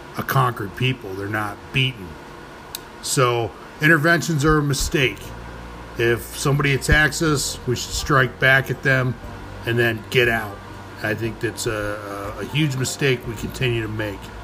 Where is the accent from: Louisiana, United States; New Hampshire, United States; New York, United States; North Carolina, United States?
New York, United States; New York City; As a New Yorker, as a native New Yorker